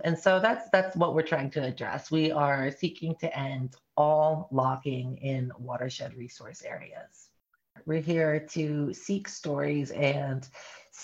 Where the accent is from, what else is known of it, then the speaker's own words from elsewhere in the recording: Appalachia, North Carolina, United States; now in Oregon, United States; I'm not from Oregon originally. I'm from Appalachia, North Carolina